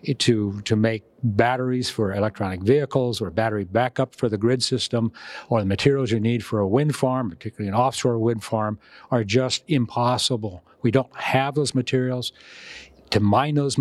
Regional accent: Texas, United States; I'm from Texas

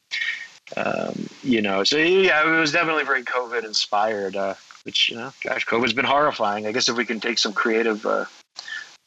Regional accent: Southwest, United States; I grew up in the Southwest

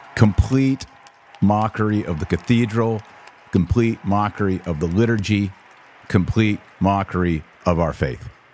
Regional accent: Texas, United States; as a Texan myself

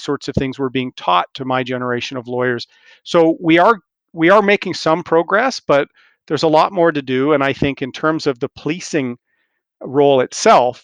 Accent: Ontario, Canada; my province, I'm from Ontario

